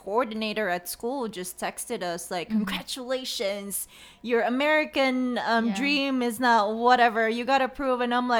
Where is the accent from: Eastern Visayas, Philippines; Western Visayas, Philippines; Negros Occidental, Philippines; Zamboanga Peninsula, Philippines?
Negros Occidental, Philippines; Bacolod; Okay, I'm from La Salle, Bacolod.